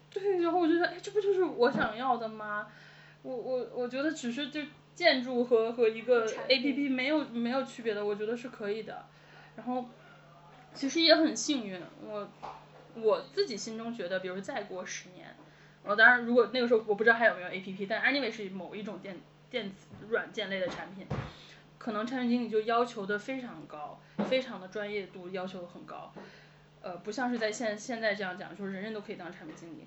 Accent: Beijing, China; 我是北京人

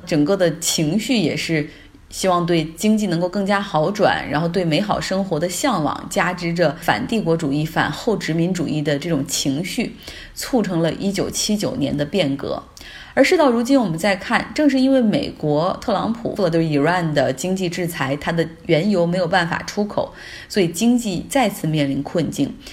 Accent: Harbin, Heilongjiang, China; now in Sweden; 就讲一讲我的家乡。上一次在国内出差的时候，在一趟回哈尔滨的飞机上，

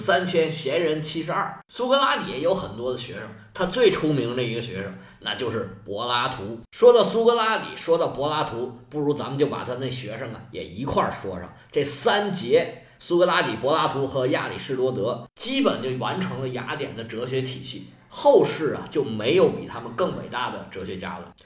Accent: China; 就好像我们中国人说起个名吧

